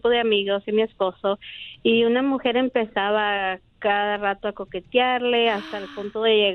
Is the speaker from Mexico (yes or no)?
yes; Mexico; como buena mexicana que soy.